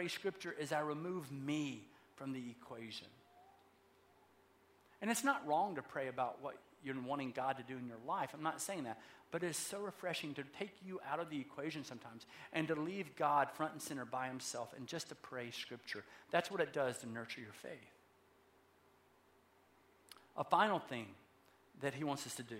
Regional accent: the South, United States; I'm from the South

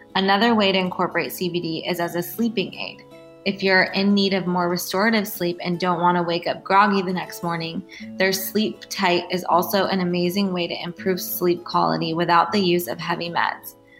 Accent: Laguna Beach, California, United States; I grew up in Laguna

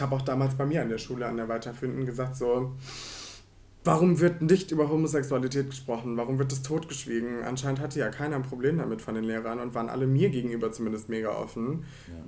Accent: Rhineland-Palatinate, Germany; now in Cologne, Germany; Also ich komme ja eigentlich aus Rheinland-Pfalz.

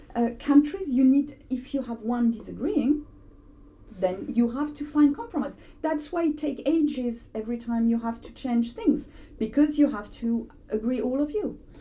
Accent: France; accent: French; English is a second language; moved away as an adult; now in United Kingdom; i've never felt as french as i feel since brexit

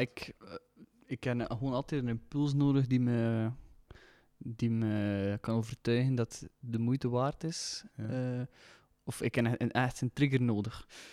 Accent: Leffingen, Flanders, Belgium; Ik, ik kom uit Leffingen ook

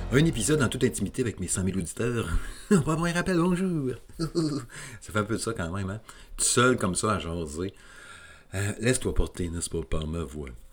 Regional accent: Quebec City, Quebec, Canada; je suis de la région de Québec

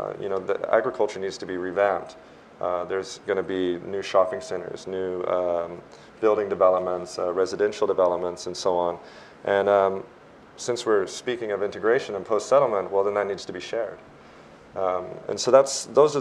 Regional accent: Texas, United States; I come from the state of Texas

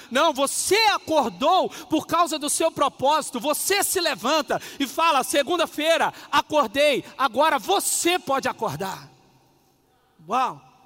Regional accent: Minas Gerais, Brazil; Eu sou mineirinho, mas eu fui criado por pais nordestinos

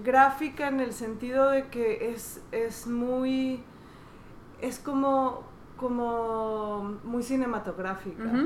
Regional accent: Veracruz, Mexico; Yo soy de Veracruz

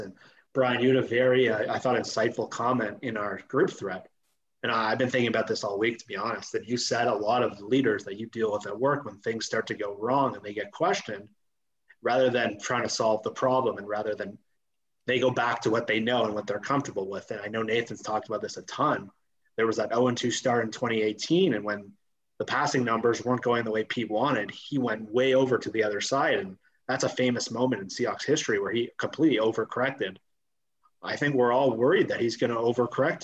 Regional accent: Toronto, Ontario, Canada; I'm a dude from Toronto

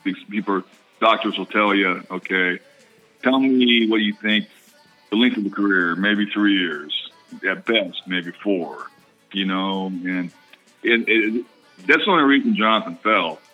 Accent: Colorado, United States; moved away; also born or lived in Oakland, California; I was born on the on the West Coast, grew up in Colorado

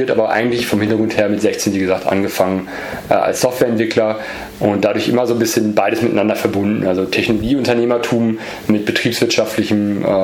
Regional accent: Easter Island, Valparaíso, Chile; born there; geboren, geboren bin ich in Südamerika, in, in äh, auf einer Insel äh, nähe Chile

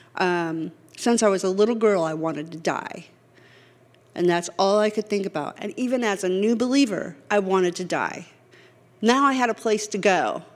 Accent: California, United States; moved away; I'm from California.

